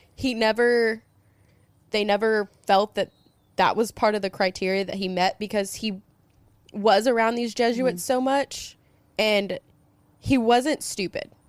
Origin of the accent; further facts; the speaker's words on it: Tulsa, Oklahoma, United States; I'm from the Tulsa area